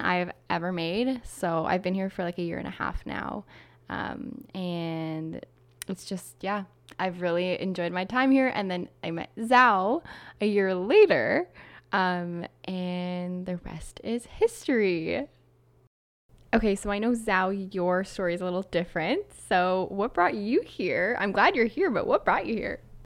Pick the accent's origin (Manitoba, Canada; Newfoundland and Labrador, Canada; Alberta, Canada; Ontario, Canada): Ontario, Canada; Toronto; moved away as an adult; now in Quebec, Canada; I'm from Toronto s, originally